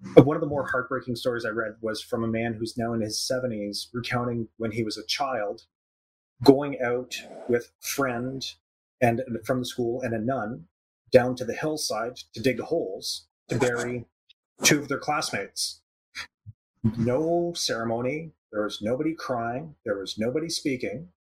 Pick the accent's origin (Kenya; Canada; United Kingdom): Canada; I say I'm Canadian